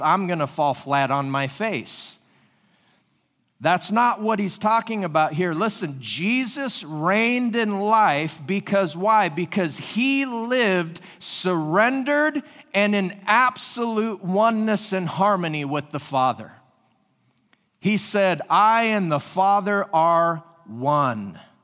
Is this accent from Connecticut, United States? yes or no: no; Washington, United States; moved away as an adult; also born or lived in California; now in Springfield, Ohio, United States; I was born and raised in Washington State